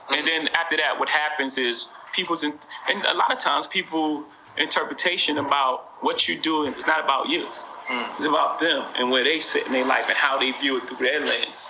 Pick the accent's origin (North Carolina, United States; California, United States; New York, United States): New York, United States; New York City; I come from Brooklyn. I love Brooklyn.